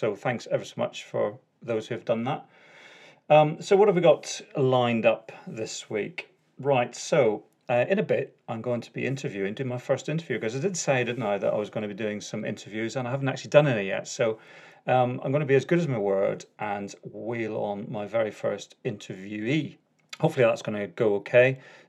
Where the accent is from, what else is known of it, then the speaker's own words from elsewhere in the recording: Northern Ireland, United Kingdom; accent: Northern Ireland; So that's my Northern Ireland accent.